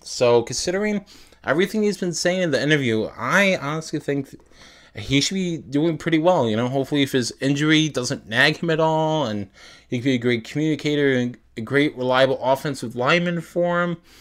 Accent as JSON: {"language": "English", "region": "New York", "country": "United States", "said": "I'm from New York."}